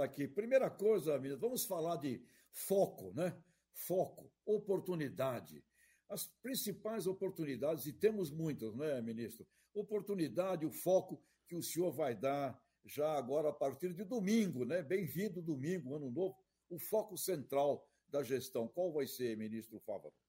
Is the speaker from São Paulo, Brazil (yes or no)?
yes; Santos, São Paulo, Brazil; Nasci do lado da Vila Belmiro